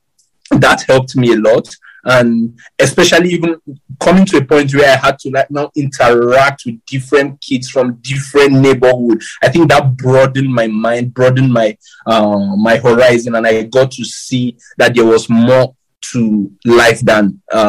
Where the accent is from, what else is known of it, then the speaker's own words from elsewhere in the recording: Kaduna, Kaduna State, Nigeria; we actually grew up in like the ghetto part of Malali in Kaduna.